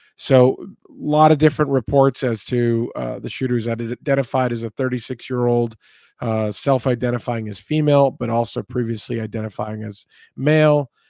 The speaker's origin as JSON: {"language": "English", "region": "Texas", "country": "United States", "said": "in the state of Texas, my home state here."}